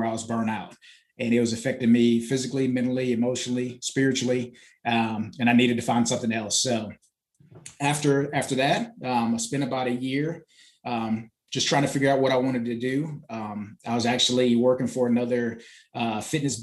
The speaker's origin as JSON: {"language": "English", "region": "Florida", "country": "United States", "tie": "born or raised there", "also_born_or_lived": "Bahamas", "moved": "as an adult", "lives_now": "Greenville, United States", "said": "I was born in the Bahamas, raised in Florida"}